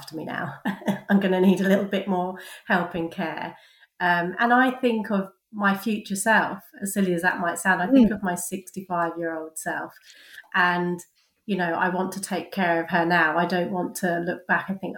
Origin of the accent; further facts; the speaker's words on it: London, United Kingdom; moved away as an adult; now in Cheltenham, United Kingdom; I was born and bred in London, but I moved to Cheltenham 10 years ago